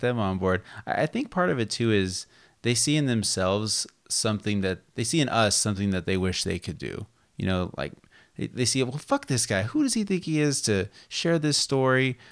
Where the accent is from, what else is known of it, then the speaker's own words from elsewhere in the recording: Las Vegas, Nevada, United States; now in California, United States; growing up in Las Vegas